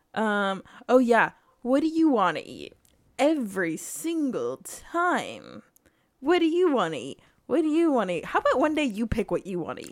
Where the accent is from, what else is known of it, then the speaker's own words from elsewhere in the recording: United States; I am American